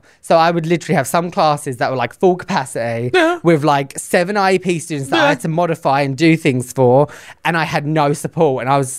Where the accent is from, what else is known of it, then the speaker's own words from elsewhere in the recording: England, United Kingdom; now in United States; I came from England, and during my teacher training, I think I had like, overall, in both the schools I was at, I probably had about 4 students that had IEPs in England.